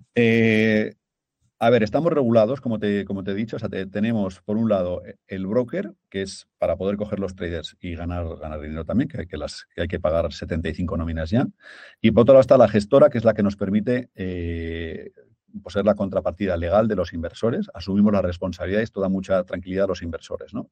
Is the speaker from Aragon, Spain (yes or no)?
yes; Zaragoza, Aragon, Spain; moved away; also born or lived in London; somos de Zaragoza, mi familia pues, es de un pueblo de Zaragoza